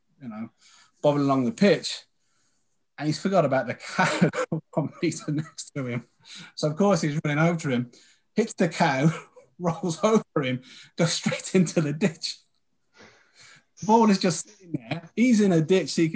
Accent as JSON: {"language": "English", "town": "Birmingham", "region": "West Midlands", "country": "United Kingdom", "said": "we're all from Birmingham"}